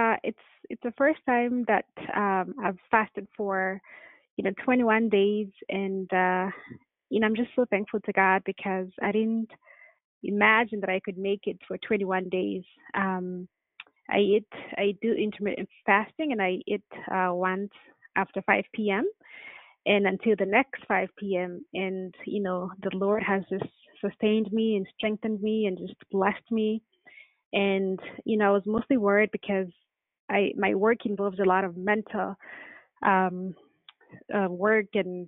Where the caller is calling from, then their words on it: Vancouver, British Columbia, Canada; I'm calling from Vancouver.